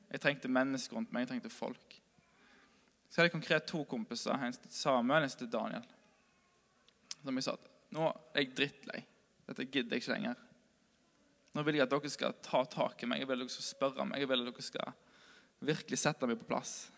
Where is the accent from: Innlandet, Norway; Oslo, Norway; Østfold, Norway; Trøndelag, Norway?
Østfold, Norway; Moss; moved away; jeg bodde hjemme på Moss